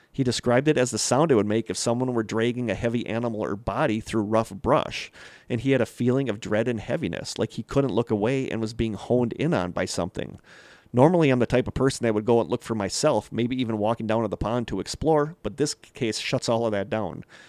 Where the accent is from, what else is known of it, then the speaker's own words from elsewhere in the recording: Manitowoc, Wisconsin, United States; the town of Manitowoc, Wisconsin, my hometown